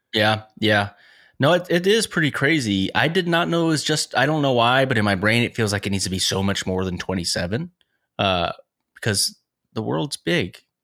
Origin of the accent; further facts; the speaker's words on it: United States; as an American, specifically as a white person